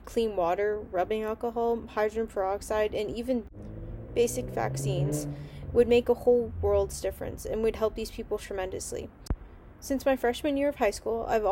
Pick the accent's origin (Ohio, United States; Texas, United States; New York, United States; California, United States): California, United States; Pasadena; also born or lived in Eagle, Idaho; now in San Diego, United States; I was born in Pasadena, California, and grew up there for most of my life